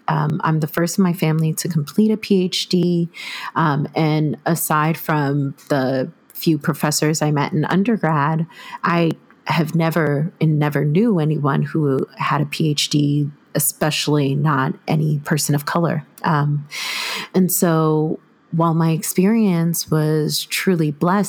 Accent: New York, United States; I'm Haitian American diaspora from New York

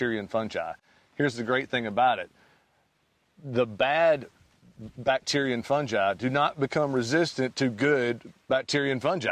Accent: Arkansas, United States; I grew up in Arkansas on a cotton farm.

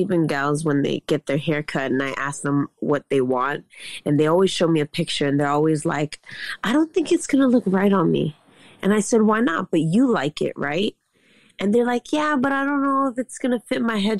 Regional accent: New York City, New York, United States; I'm from Queens. I got the whole hood in me

